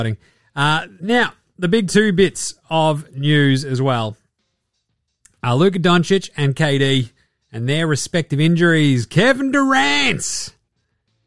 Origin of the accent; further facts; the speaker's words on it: Ballarat, Victoria, Australia; I grew up in Ballarat